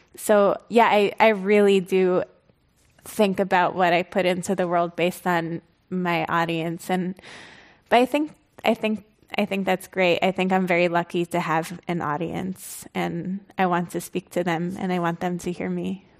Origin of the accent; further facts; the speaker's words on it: United States; I grew up kind of outside, like, in, in the vicinity of New York, but really in an exur, exurban area